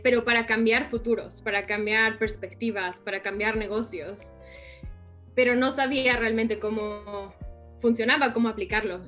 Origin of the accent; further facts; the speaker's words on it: Mexico; moved away as an adult; also born or lived in New York, United States; now in United States; estaba yo en México estudiando diseño gráfico